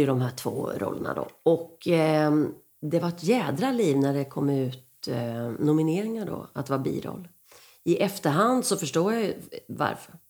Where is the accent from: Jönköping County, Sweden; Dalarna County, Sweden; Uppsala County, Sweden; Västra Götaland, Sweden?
Jönköping County, Sweden; Rydaholm; moved away; also born or lived in Skåne / Gothenburg / Stockholm; Där är jag född